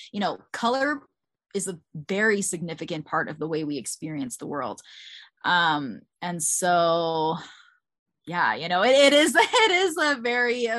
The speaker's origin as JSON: {"language": "English", "town": "Bethesda", "region": "Maryland", "country": "United States", "tie": "born or raised there", "said": "I grew up in Bethesda, Maryland, like right outside of DC"}